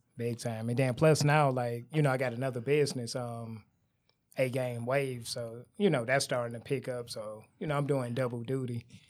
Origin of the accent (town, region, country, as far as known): Detroit, Michigan, United States; born or raised there; also born or lived in Garden City